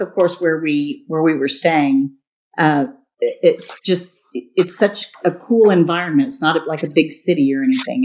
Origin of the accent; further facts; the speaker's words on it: Harlingen, Texas, United States; I grew up down in South Texas um, in Harlingen, right by the border